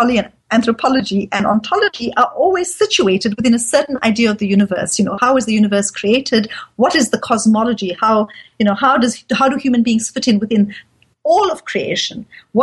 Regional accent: South Africa; So, for example, I live in South Africa. I'm a Muslim, but I'm also South African

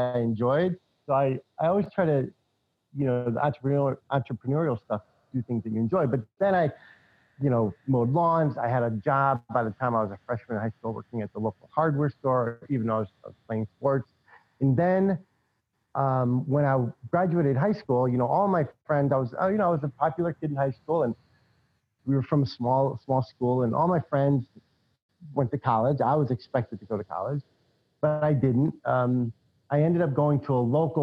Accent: New England, United States; also born or lived in California; I'm from New England

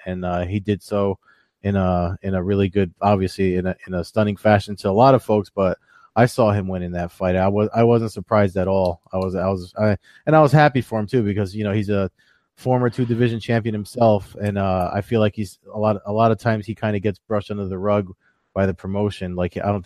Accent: New Jersey, United States; my home state, Atlantic City.

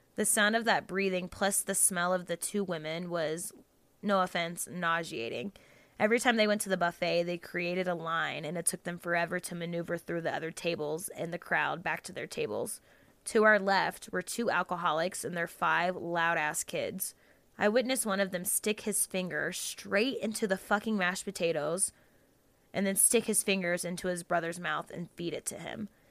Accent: Jacksonville, Florida, United States; I'm from Florida, um, Jacksonville, Florida

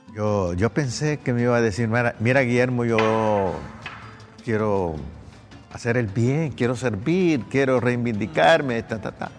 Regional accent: Honduras; todos somos hondureños

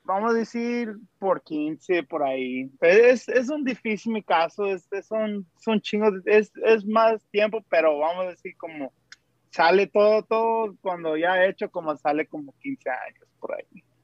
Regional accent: California, United States; soy de California.

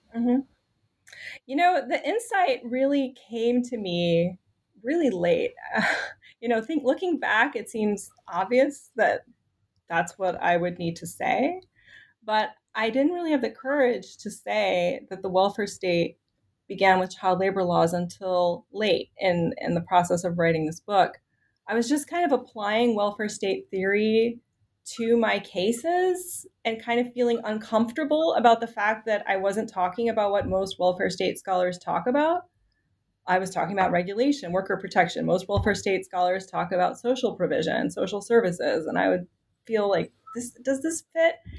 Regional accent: Richmond, Virginia, United States; moved away as an adult; also born or lived in Chicago / Washington, D.C.; I grew up in Richmond, Virginia

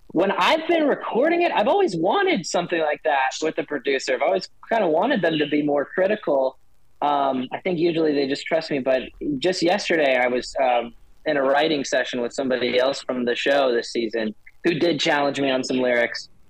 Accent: Delaware, United States; moved away as an adult; also born or lived in Idaho; now in Arizona, United States; growing up in Delaware, um, where it's like green everywhere

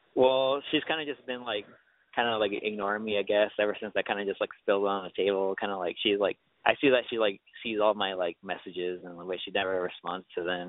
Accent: California, United States; I'm from California

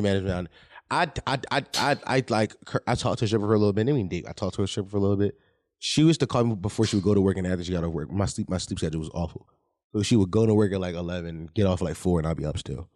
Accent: Philadelphia, Pennsylvania, United States; I'm from Philadelphia, born and raised

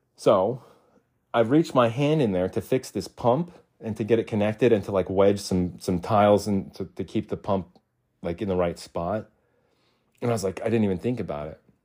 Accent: Arizona, United States; moved away as an adult; also born or lived in Utah; I was born and raised in Arizona

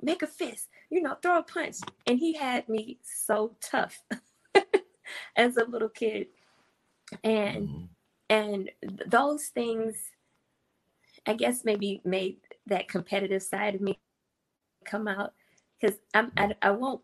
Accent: St. Louis, Missouri, United States; I grew up in St. Louis in an all black neighborhood.

